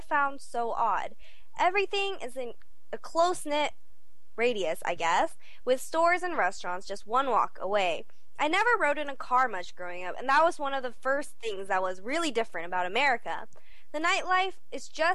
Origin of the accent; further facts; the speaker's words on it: Colorado, United States; also born or lived in Seoul, South Korea; I was born in Korea and moved to Colorado when I was 3